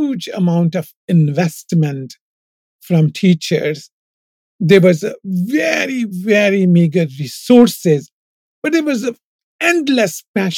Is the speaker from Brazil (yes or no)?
no; Punjab, Pakistan; born or raised there; moved away as an adult; now in United States